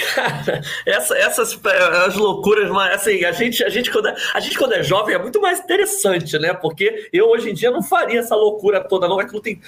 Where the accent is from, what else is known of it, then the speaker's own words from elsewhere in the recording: Rio de Janeiro, Brazil; also born or lived in Botafogo, Rio de Janeiro; eu só cria da Zona Oeste, eu sou de Jacarepaguá e tal, hoje moro em Botafogo, mas sou de Jacarepaguá.